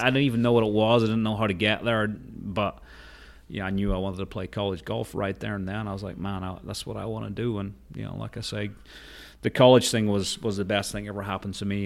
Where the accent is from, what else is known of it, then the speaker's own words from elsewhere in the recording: Portrush, Northern Ireland, United Kingdom; I grew up in Rath Moor, which was my, where was my dad was playing